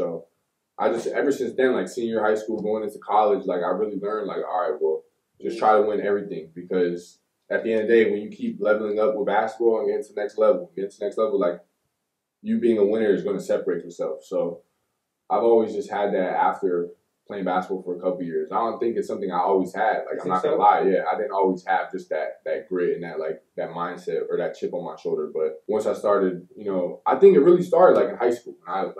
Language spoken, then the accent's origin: English; Pembroke Pines, Florida, United States; born there; also born or lived in Tampa / Georgia / Deland / Miami; Like, I was born in South Florida, Broward County, Pembroke Pines, Florida. Stayed there until I was, like, about 7, 8. Mm-hmm. Then we moved to different places, like Tampa, Georgia, to Deland. Then we went back to Miami, back to Deland.